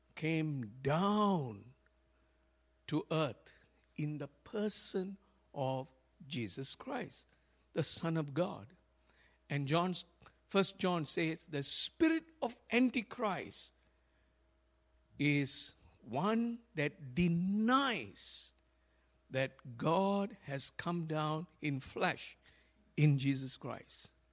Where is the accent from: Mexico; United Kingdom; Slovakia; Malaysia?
Malaysia; when I was growing up in Malaysia